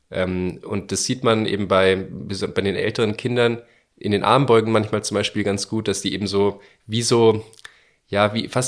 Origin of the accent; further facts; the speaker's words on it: Bavaria, Germany; Genau, weil wir kommen aus Bayern